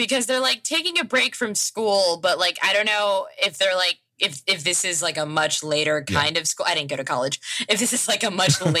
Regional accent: Los Angeles, California, United States; growing up in Los Angeles, very specific experiences that are only native to here.

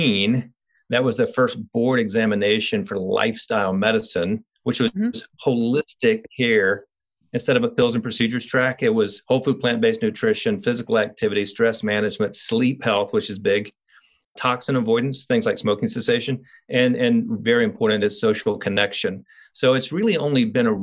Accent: Columbia, South Carolina, United States; moved away as an adult; now in Asheville, United States; I'm from Columbia, South Carolina

